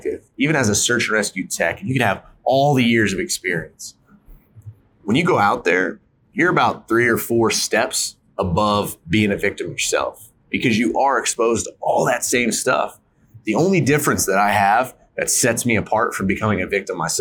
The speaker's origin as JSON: {"language": "English", "region": "North Carolina", "country": "United States", "tie": "born or raised there", "moved": "yes", "lives_now": "Utah, United States", "said": "I grew up in North Carolina. I didn't grow up in the mountains of Utah."}